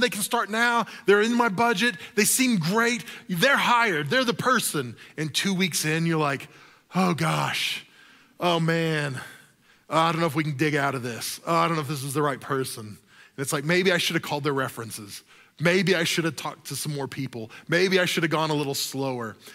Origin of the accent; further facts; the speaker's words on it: the South, United States; I grew up in the South